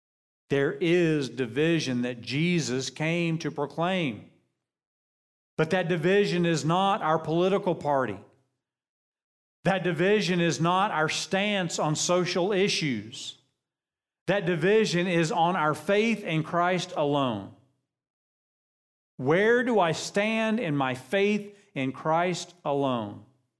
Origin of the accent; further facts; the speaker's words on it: United States; I love being American.